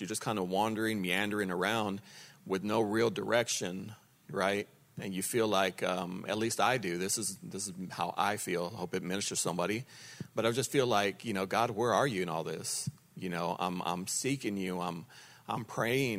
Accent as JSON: {"language": "English", "town": "Lubbock", "region": "Texas", "country": "United States", "tie": "born or raised there", "also_born_or_lived": "Dallas area, Texas", "moved": "yes", "lives_now": "Dallas, United States", "said": "I'm from Lubbock. And born and raised there, and then we moved to the Dallas area"}